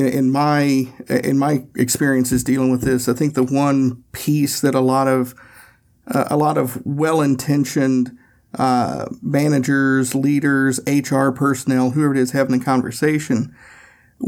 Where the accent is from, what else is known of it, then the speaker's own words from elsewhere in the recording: Tennessee, United States; I'm from Tennessee